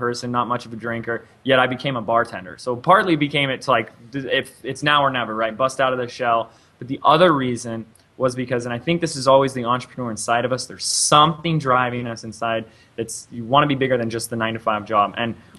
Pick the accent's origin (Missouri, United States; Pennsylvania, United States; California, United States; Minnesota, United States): California, United States; Laguna Beach; also born or lived in Los Angeles, California; Born and raised in Laguna Beach, California, the same city where they did a reality TV show on